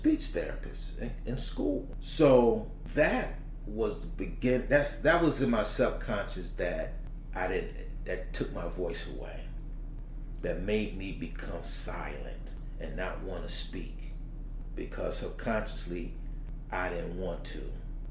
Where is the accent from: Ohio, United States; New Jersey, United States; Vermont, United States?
New Jersey, United States; Newark; growing up in Newark, at a time just before things went bad